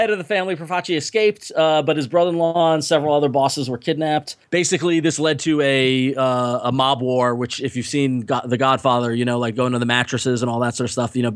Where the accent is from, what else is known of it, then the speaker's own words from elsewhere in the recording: Long Island, New York, United States; growing up on Long Island